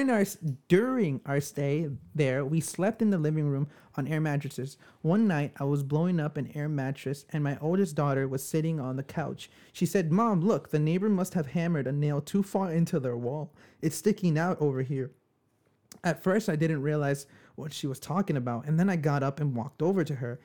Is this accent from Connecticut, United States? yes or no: no; New York, United States; we're from New York